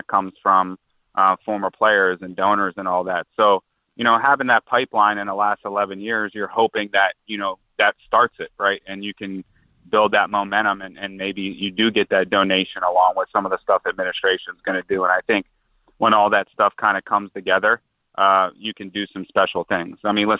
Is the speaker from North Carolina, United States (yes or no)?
no; Prince George's County, Maryland, United States; me being from PG County, it's really important to me.